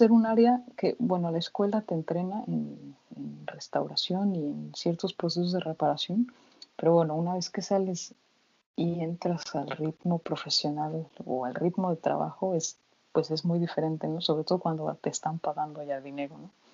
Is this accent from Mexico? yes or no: yes; Mexico; moved away as an adult; now in Germany; desde que salí de México